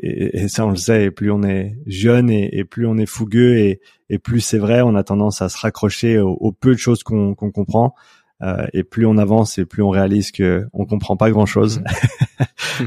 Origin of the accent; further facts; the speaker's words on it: Switzerland; moved away as an adult; also born or lived in Vancouver, Canada; je vis en Suisse actuellement, c'est là où j'ai grandi